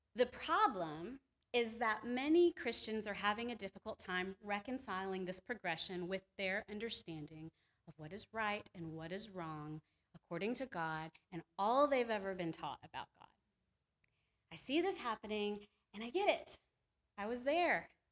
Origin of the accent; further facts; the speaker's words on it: the Bible Belt, the South, United States; I was born and raised in the Bible Belt